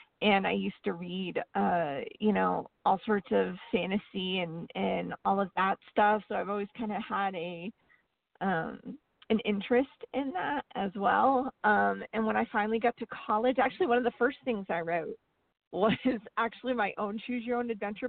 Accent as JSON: {"language": "English", "region": "northern Vermont", "country": "United States", "tie": "born or raised there", "moved": "yes", "lives_now": "Texas, United States", "said": "I grew up in northern Vermont, very close to Canada. My hometown is just 60 miles from the Canadian border, and now I live in Texas"}